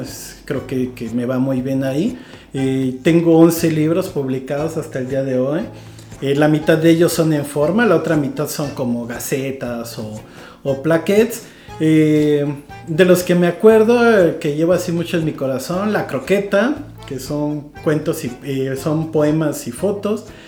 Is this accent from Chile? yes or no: no; Iguala, Guerrero, Mexico; originalmente soy de Iguala Guerrero, aunque mucha gente dice que soy de todos lados y de todas partes. Eh, pues me crié allá